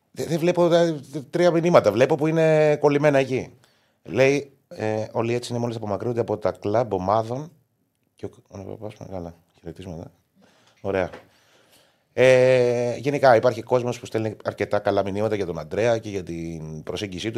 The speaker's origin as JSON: {"language": "Greek", "country": "Greece", "tie": "born or raised there", "said": "μεγαλώσαμε δυστυχώ στην Ελλάδα"}